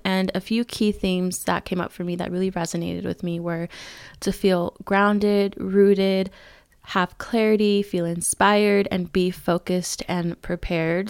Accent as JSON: {"language": "English", "region": "California", "country": "United States", "tie": "born or raised there", "moved": "yes", "lives_now": "Arizona, United States", "said": "my hometown in California"}